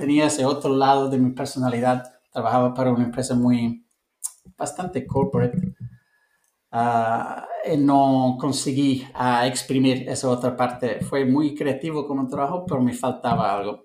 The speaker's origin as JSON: {"language": "Spanish", "region": "London", "country": "United Kingdom", "also_born_or_lived": "Cape Town, South Africa / Montenegro / Italy / Lisbon, Portugal", "second_language": "Spanish", "moved": "as an adult", "lives_now": "Barcelona, Spain", "said": "soy de Londres"}